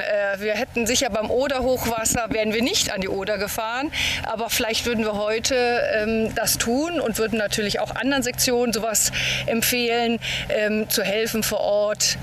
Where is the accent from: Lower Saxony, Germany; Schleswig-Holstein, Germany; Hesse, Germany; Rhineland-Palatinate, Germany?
Rhineland-Palatinate, Germany; Ahr valley; born or raised there